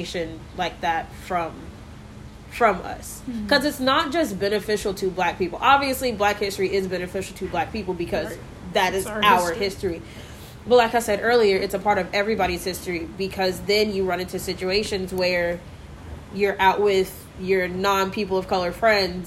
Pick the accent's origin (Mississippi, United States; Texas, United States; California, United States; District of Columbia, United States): Texas, United States; McKinney; also born or lived in Dallas; I was born in Dallas, and all of my family is here in Dallas, but I grew up in McKinney, and I still live there